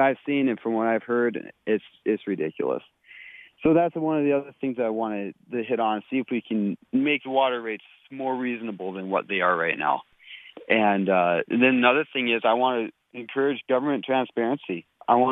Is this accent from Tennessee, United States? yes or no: no; Minnesota, United States; moved away as an adult; now in Bismarck, United States; I grew up in Minnesota and moved out here almost straight out of high school